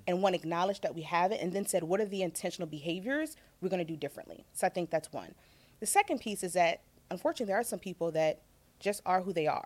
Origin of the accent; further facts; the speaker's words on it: Virginia, United States; also born or lived in Chicago; now in Los Angeles, United States; I'm a country girl at heart. So I'm originally from Virginia